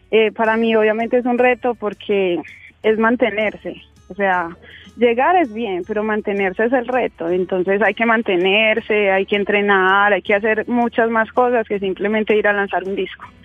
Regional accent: Medellín, Antioquia, Colombia; also born or lived in Quibdó; Yo nací en Quibdó, Chocó. Eh, yo tengo siete hermanos más. No soy hija única. Eh, pues mis papás se vinieron a pues acá a Medellín y desde entonces vivo en Medellín.

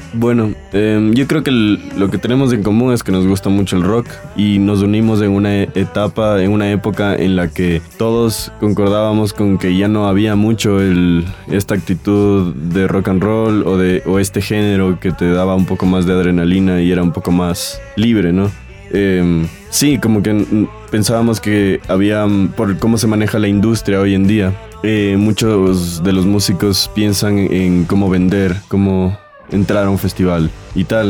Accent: Quito, Pichincha, Ecuador; Nosotros somos una banda de Quito

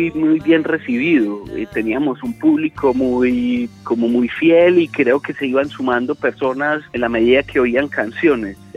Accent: Medellín, Antioquia, Colombia; born there; Por lo menos los que nacimos en Medellín tenemos una historia con alguna canción de ….

